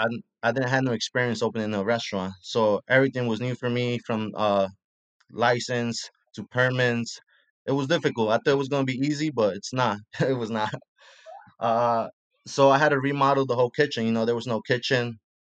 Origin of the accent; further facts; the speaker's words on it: Puebla, Mexico; also born or lived in Mexico City; now in New York, United States; my hometown, which is a small state called Puebla.